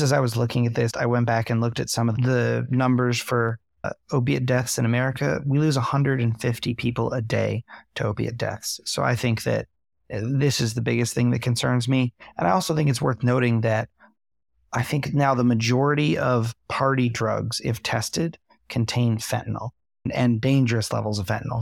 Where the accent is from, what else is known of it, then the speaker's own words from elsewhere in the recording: New York, United States; I'm from New York